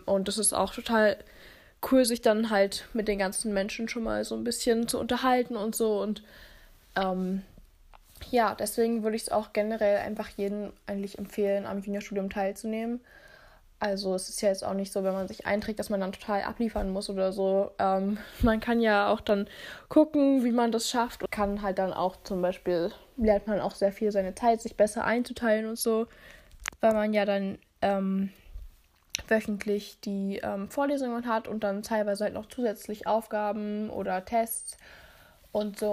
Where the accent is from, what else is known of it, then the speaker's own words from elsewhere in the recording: Berlin, Germany; ich komme aus Berlin